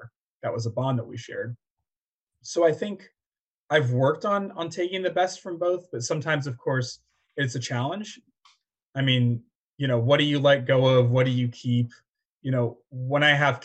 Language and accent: English; Wichita, Kansas, United States; I grew up in Wichita, Kansas.